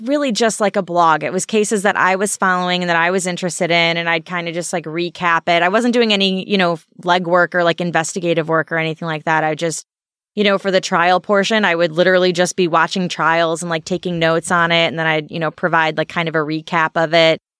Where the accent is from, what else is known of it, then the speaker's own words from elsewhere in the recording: Alsip, Illinois, United States; also born or lived in San Diego; a little town called Alsip.